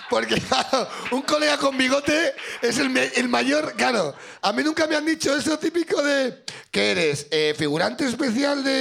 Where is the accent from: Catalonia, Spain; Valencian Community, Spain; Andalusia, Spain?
Valencian Community, Spain; Castellón de la Plana; Castellón. De Castellón.